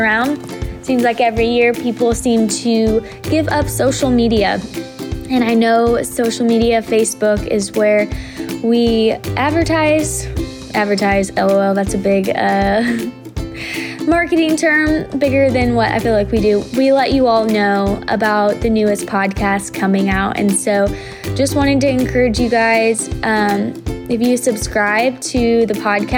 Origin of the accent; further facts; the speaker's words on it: Brownsburg, Indiana, United States; we used to find a couple hills in Brownsburg